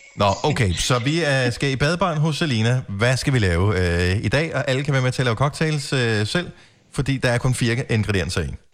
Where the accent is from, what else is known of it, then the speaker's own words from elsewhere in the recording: Denmark; som dansker